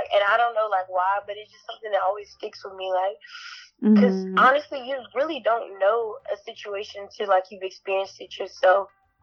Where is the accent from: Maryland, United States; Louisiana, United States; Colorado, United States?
Louisiana, United States; Shreveport; I'm from Shreveport, Louisiana.